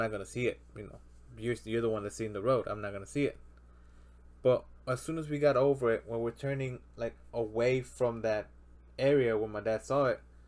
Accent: Mexico; moved away; my hometown in Mexico, when I was there, right now it's more suburb

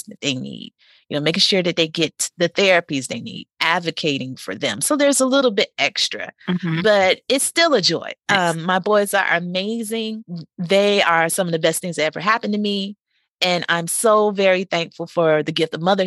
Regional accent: North Carolina, United States; moved away as an adult; also born or lived in Oklahoma City; I'm from North Carolina

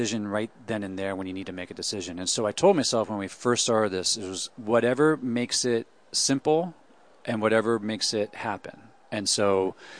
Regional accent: Pittsburgh, Pennsylvania, United States; also born or lived in New York / Catskills, New York; now in Detroit, United States; I grew up in Pittsburgh, then I lived in New York, then I lived in the Catskills in New York, so Detroit

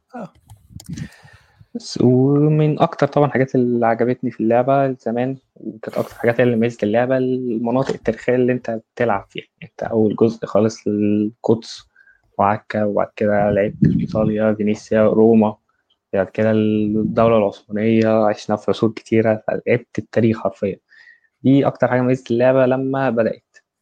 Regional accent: Egypt; انا مصري

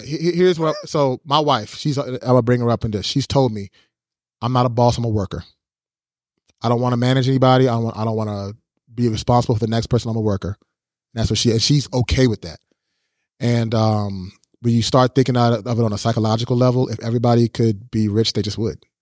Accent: United States

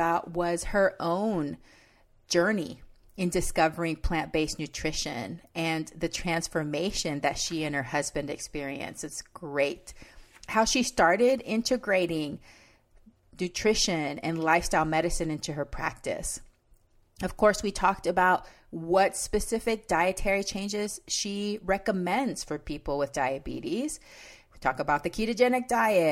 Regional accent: Texas, United States; now in Washington State, United States; I grew up in Texas, so I will consider myself always a Texan, even though now I live in Washington State

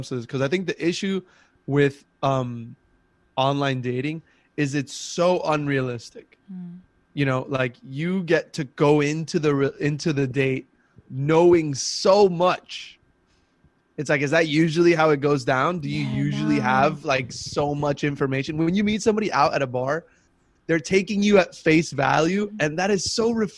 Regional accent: Miami, Florida, United States; now in New York, United States; I used to be tan when I was growing up in Miami, like really young, and I was playing soccer, and then New York

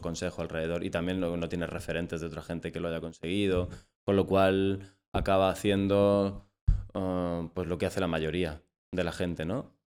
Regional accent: Almería, Andalusia, Spain; soy de Almería, del Alquián en concreto, y soy dramaturgo

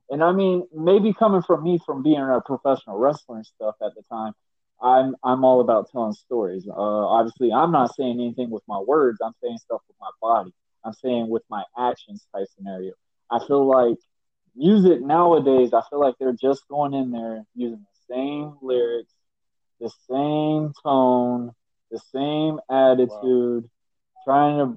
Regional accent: Miami, Florida, United States; Me being a Miami boy

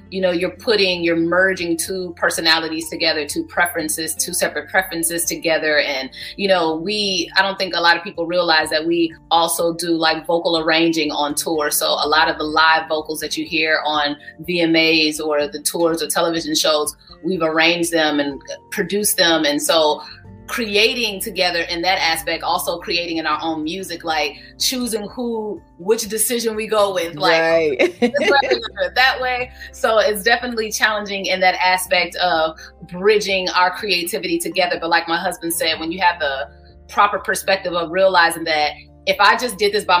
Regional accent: Champaign, Illinois, United States; I'm originally from Champaign, Illinois

